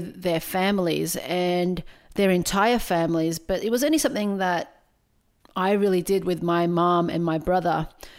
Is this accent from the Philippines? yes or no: yes; Philippines; Now look, as a Filipino person, religion played a really big part in both my traditions and my identity.